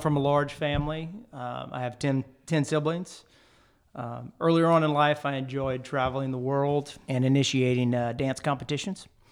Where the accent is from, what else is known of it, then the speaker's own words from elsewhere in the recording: Jeff Davis Parish, Louisiana, United States; also born or lived in Lake Charles, Louisiana; I'm also from Lake Charles, uh, but I grew up in Jeff Davis Parish